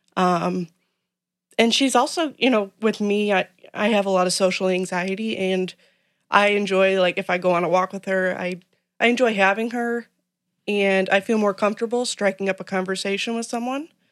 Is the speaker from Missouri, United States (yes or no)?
no; Manhattan, Illinois, United States; I grew up in Manhattan, Illinois